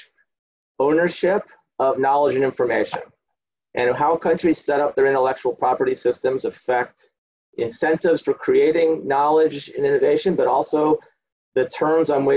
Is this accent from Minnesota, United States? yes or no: no; outside Chicago, Illinois, United States; accent: a guy from Chicago; moved away as an adult; also born or lived in Colombia / Berkeley; now in United Kingdom; I grew up outside Chicago